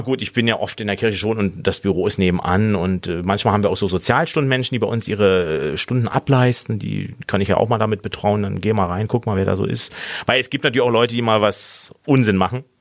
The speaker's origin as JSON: {"language": "German", "region": "Berlin", "country": "Germany", "moved": "yes", "lives_now": "Mainz, Germany", "said": "ich bin ja Berliner"}